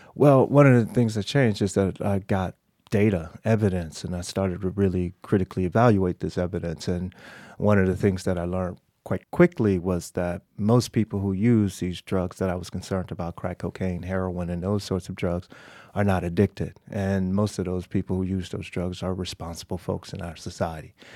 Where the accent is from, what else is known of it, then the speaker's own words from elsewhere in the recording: Miami, Florida, United States; moved away; I grew up in Miami